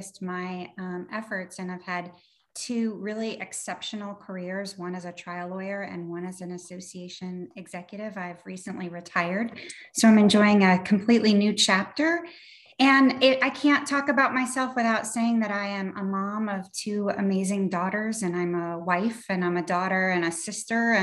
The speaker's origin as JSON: {"language": "English", "region": "New Hampshire", "country": "United States", "tie": "born or raised there", "said": "I was born in New Hampshire"}